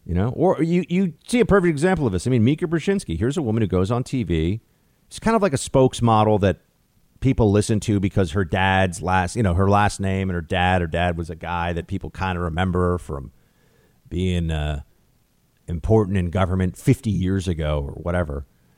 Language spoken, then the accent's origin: English; New York City, New York, United States; my hometown that I've paid exorbitant taxes in for decades now and that I've lived in pretty much my entire adult life.